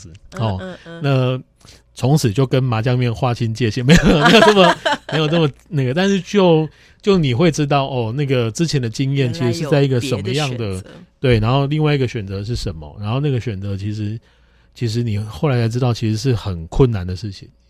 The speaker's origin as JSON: {"language": "Chinese", "region": "Kaohsiung", "country": "Taiwan", "said": "那个巧合，因为我是高雄人，那个纯粹巧合。"}